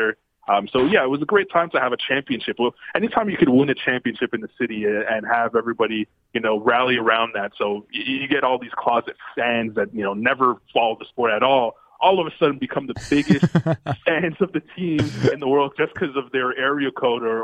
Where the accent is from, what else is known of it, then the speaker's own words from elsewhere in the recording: Montreal, Quebec, Canada; moved away as an adult; also born or lived in Toronto, Canada; now in Sydney, Australia; as a young boy growing up in Montreal, Canada, and Toronto